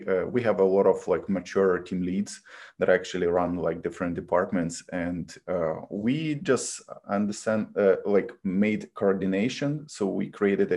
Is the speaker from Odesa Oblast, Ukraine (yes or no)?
no; Kyiv, Ukraine; English is a second language; moved away as an adult; now in United States; I was born in Kiev and I lived there most of my life. So Kiev, Ukraine.